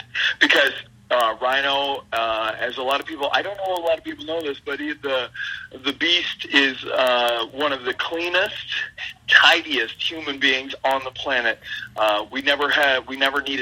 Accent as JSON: {"language": "English", "region": "Nova Scotia", "country": "Canada", "said": "that's the East Coast where I'm from"}